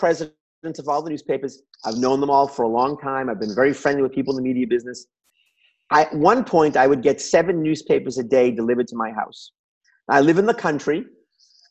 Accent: Revere, Massachusetts, United States; I'm from Revere, where your father's first drive-in theater was

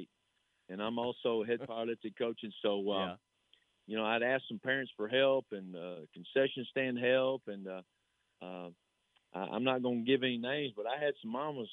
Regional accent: Salado, Texas, United States; my hometown and for the school that I was assistant at and a school that I played for

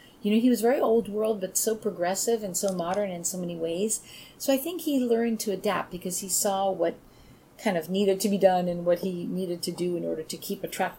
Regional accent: Long Island, New York, United States; also born or lived in Italy; My siblings and I were all born in the States. Mm-hmm. And my mom, while we were growing up on Long Island

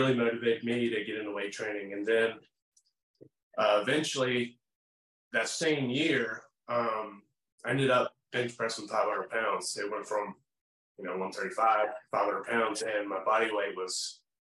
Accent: Salem, Virginia, United States; also born or lived in Vinton, Virginia; I was born in Salem

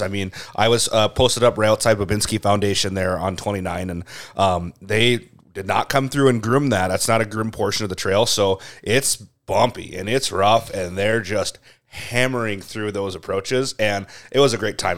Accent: Crosslake, Minnesota, United States; growing up in Cross, like, we always had Radar Runs, like, the weekend of Winterfest

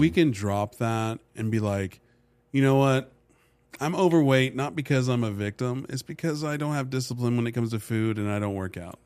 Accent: United States; also born or lived in Dubai; being an American with a passport.

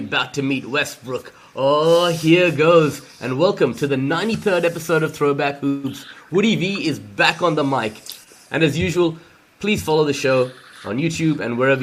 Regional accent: India; I'm Indian myself

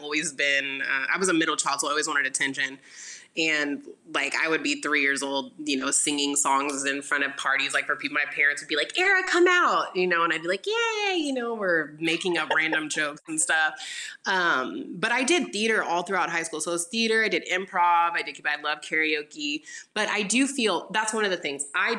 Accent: Houston, Texas, United States; I grew up in Houston

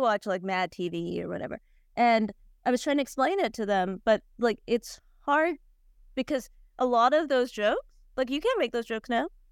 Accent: Cleveland, Ohio, United States; I'm from Cleveland

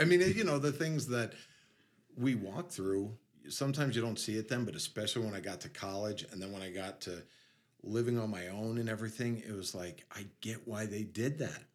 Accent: New York City, New York, United States; moved away as an adult; I grew up in near New York City. I was like 10 minutes from everything

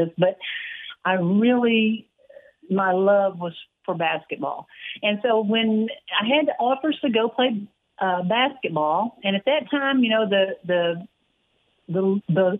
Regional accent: Waco, Texas, United States; growing up in Waco, always a Baylor fan

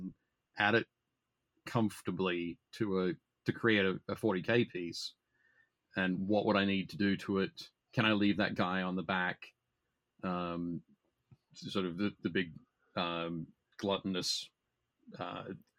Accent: Newcastle, New South Wales, Australia; in my hometown, Newcastle in Australia, I started playing, started painting

